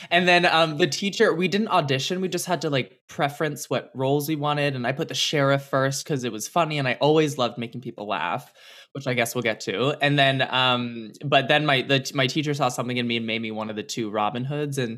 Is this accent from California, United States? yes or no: yes; California, United States; I grew area? up in the Bay Area. Yeah, so I'm a California girl through and through.